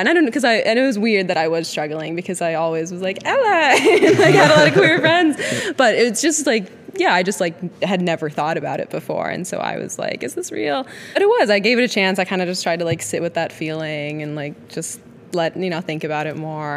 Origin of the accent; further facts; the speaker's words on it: Wisconsin, United States; moved away as an adult; also born or lived in New York City / Los Angeles; we grew up in the same town together in Wisconsin